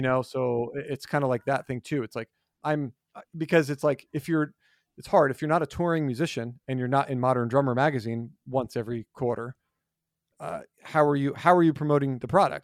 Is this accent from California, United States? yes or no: no; New Jersey, United States; moved away; where I grew up in New Jersey, we started after Labor Day